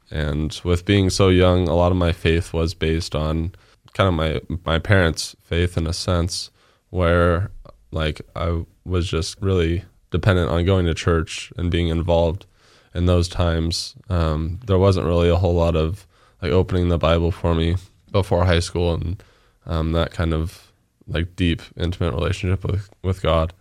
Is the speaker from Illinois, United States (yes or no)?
no; Nampa, Idaho, United States; born and raised in Nampa